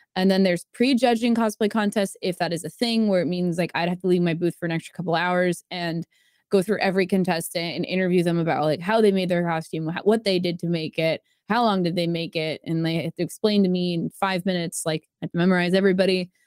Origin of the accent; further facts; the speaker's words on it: Jupiter, Florida, United States; moved away; I was born in Jupiter, Florida, like the planet, also in the West Palm area